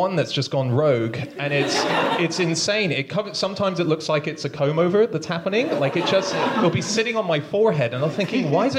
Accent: Hong Kong; moved away; I was born and raised in Hong Kong

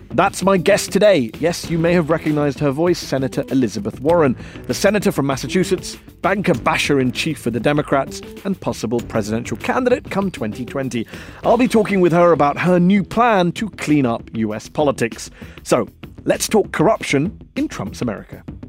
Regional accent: England, United Kingdom; I was born and brought up in England, but I'm also of Indian heritage

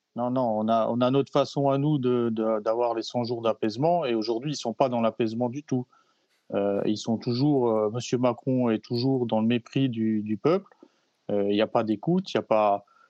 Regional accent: Alsace, Grand Est, France; chez nous en Alsace

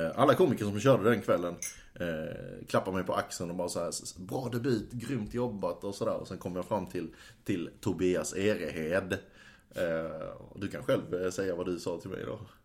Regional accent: Skellefteå, Västerbotten County, Sweden; jag är faktiskt född i Skellefteå

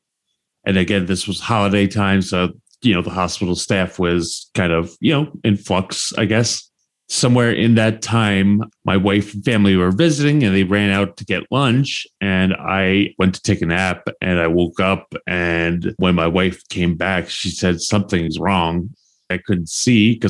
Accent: New Jersey, United States; moved away as an adult; also born or lived in New York / Miami; now in Florida, United States; For 22 years, from the age of 15, growing up in Jersey

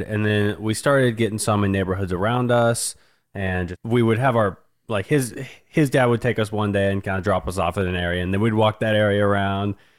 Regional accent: Wichita, Kansas, United States; born and raised in Wichita

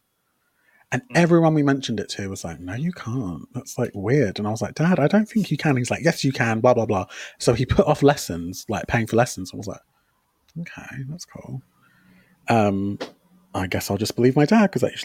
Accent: England, United Kingdom; moved away as an adult; now in Portugal; sou inglês a desculpa, which means I'm English

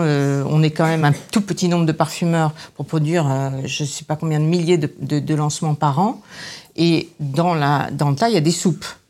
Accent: Grasse, Provence-Alpes-Côte d'Azur, France; moved away; also born or lived in Paris; je suis née à Grasse, donc j'avais un peu d'aide de, d'aide autour de moi et de gens qui étaient dans ce métier

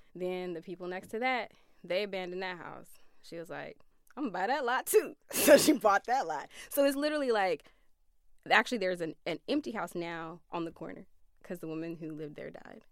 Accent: Flint, Michigan, United States; moved away as an adult; it was a regular like urban upbringing

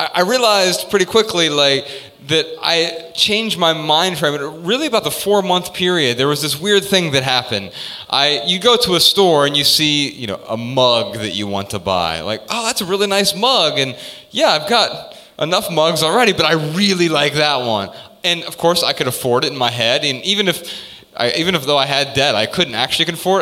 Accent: Dayton, Ohio, United States; we're from Dayton, Ohio

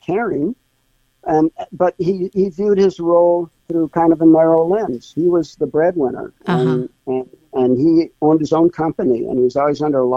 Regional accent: Monterey Park, California, United States; moved away as an adult; also born or lived in Fullerton, California / Orlando, Florida; now in Gainesville, United States; We moved from Monterey Park to Fullerton, California in 1960

